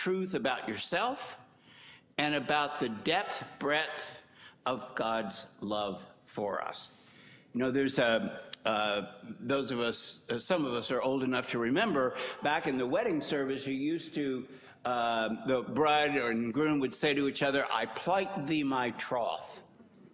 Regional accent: Kentucky, United States; moved away; also born or lived in New Hampshire; I grew up in Kentucky

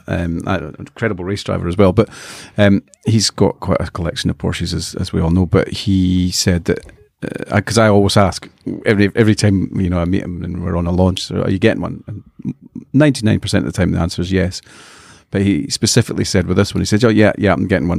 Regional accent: Scotland, United Kingdom; I'm a Scotsman

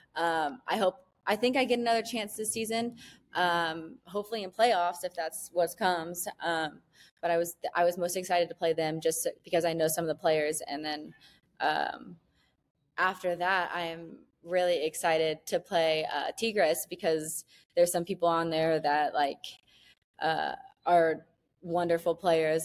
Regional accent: Niceville, Florida, United States; moved away as an adult; now in Mexico; we grew up in Niceville

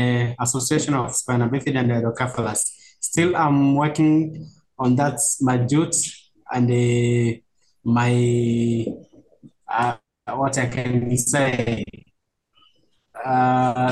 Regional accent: Arusha, Tanzania; moved away as an adult; now in Dar es Salaam, Tanzania; I'm living from Dar es Salaam now, but I'm coming from Arusha, and my place is called Arusha, Tanzania.

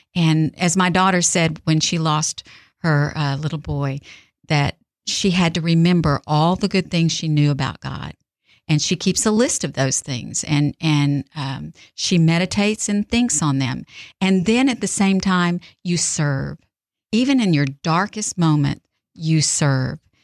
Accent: South Texas, United States; now in Mississippi, United States; I'm from South Texas and I moved here

